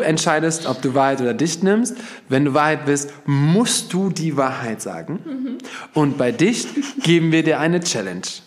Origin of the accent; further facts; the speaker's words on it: Germany; Bis zum heutigen Tage muss ich mich rechtfertigen, dass ich aus Deutschland komme